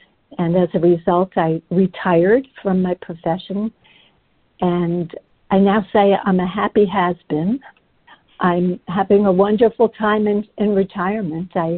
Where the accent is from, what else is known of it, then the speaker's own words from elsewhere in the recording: England, United Kingdom; I was born in England during the Blitzkrieg